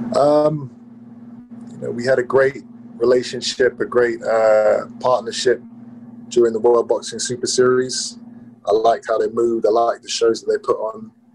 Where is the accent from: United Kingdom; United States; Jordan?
United Kingdom; England; in my home country